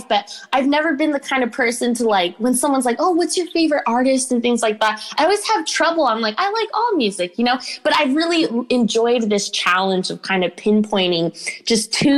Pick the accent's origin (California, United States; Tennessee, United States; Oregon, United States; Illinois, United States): Illinois, United States; Chicago; moved away; I'm from Chicago, Illinois, in a more physical, literal sense.